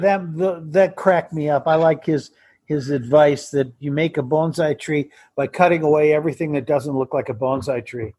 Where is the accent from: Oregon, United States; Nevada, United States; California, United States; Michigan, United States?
Michigan, United States; Detroit; moved away as an adult; now in Tucson, United States; Detroit was where I was born and raised